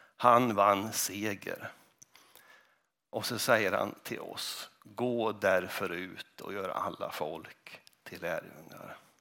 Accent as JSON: {"language": "Swedish", "town": "Kristinehamn", "region": "Värmland", "country": "Sweden", "tie": "born or raised there", "also_born_or_lived": "Mariestad", "moved": "as an adult", "lives_now": "Huddinge, Sweden", "said": "när jag växte upp i Kristinehamn"}